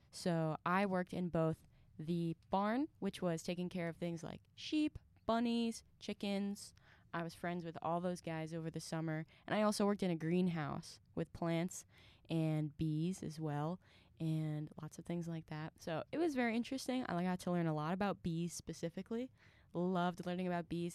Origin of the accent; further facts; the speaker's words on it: Mentor, Ohio, United States; I am from Mentor, Ohio